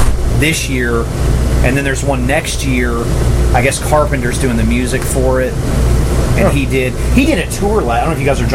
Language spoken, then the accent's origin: English; Tennessee, United States; an hour and a half from where I grew up in Tennessee, is where they shot that damn thing.